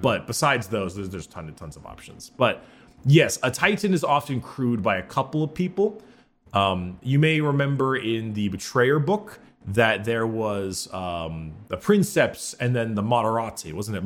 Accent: United States; since we're American and we use imperial measurements

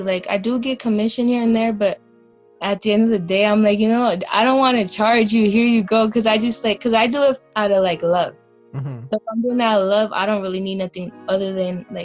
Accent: Wilmington, California, United States; now in Long Beach, United States; I grew up in Wilmington. I grew up in the projects. I lived there till I was 11.

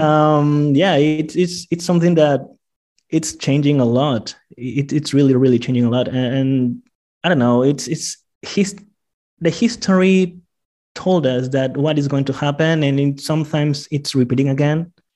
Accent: Iquitos, Loreto, Peru; now in Lima, Peru; I am from Iquitos, an island in the middle of the rainforest in the Amazon, and um, rainforest in, in, in Peru. And I grew up with a lot of Chinese friends

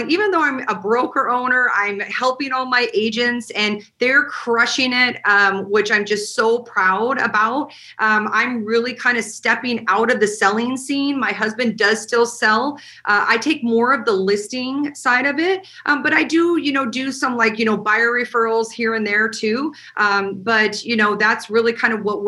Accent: Montana, United States; now in Las Vegas, United States; I am originally from Montana

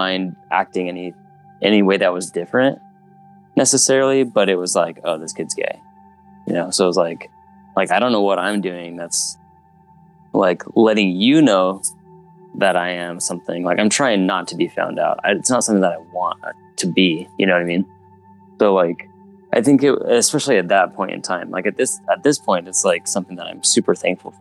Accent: Utah, United States; moved away as an adult; now in Portland, United States; I grew up in a pretty small town in Utah

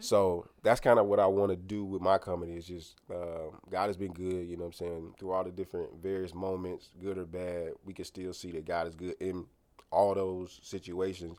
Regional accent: Clayton County, Georgia, United States; also born or lived in Grenada, Mississippi / Oxford, Mississippi (University of Mississippi); went to Lovejoy in Clayton County. That's where we grew up at.

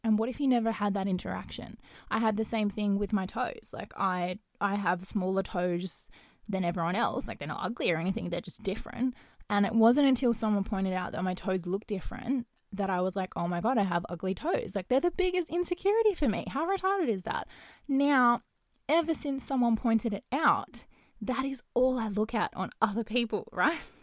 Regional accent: Perth, Western Australia, Australia; I am from Perth, um, Western Australia

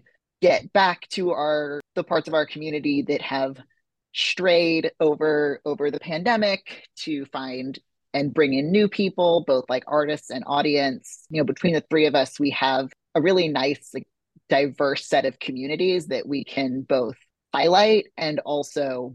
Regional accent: the South, United States; now in New York, United States; I grew up in the South.

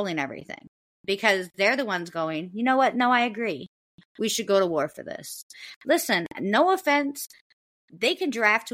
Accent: United States; we as the American people

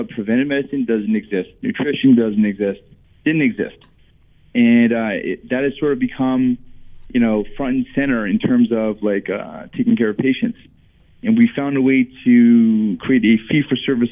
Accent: South Florida, United States; moved away as an adult; I'm from South Florida

